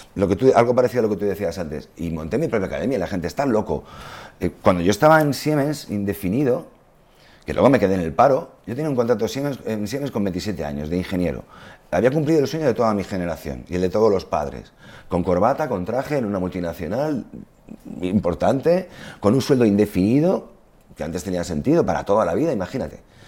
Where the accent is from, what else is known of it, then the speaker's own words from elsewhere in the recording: Spain; somos españoles